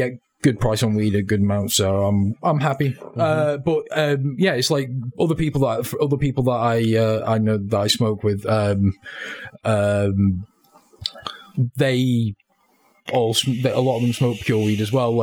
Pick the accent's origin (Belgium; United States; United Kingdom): United Kingdom; we're British